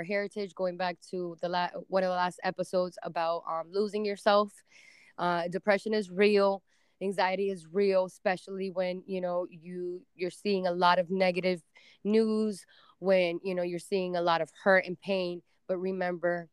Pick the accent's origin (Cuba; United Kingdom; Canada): Cuba; moved away; I was born in Cuba and came here